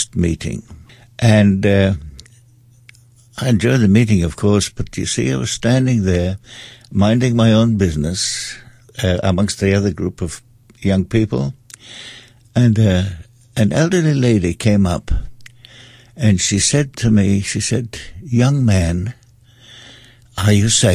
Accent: Austria; moved away; also born or lived in England / Stoke-on-Trent / London; I was brought up in Austria, I also spent quite a lot of time in England.

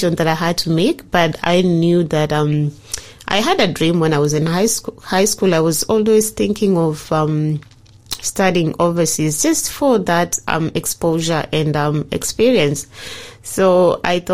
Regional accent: Kenya; moved away as an adult; now in Tasmania, Australia; I'm from Kenya, and I've been here, I've lived in Tasmania for 3 years

